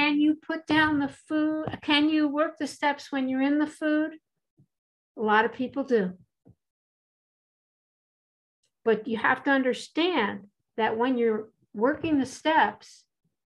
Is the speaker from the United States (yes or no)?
yes; East Coast, United States; I'm from the East Coast, and I was a trainer